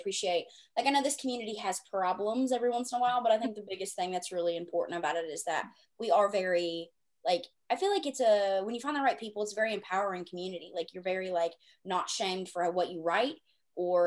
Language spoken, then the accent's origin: English; the South, United States; I grew up in the South